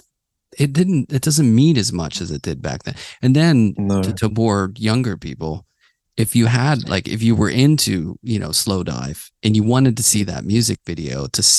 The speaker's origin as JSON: {"language": "English", "town": "Pittsburgh", "region": "Pennsylvania", "country": "United States", "tie": "born or raised there", "said": "I grew up in Pittsburgh."}